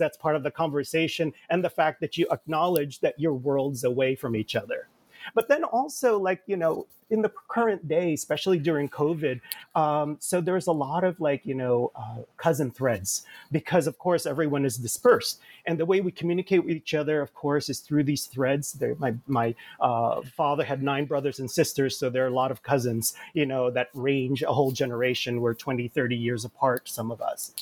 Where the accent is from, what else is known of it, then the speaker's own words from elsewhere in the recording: Jersey City, New Jersey, United States; also born or lived in Manila, Philippines; I grew up in Jersey City. I came with my family in bits and pieces in the 1970s to the United States from the Philippines. I was born in Manila.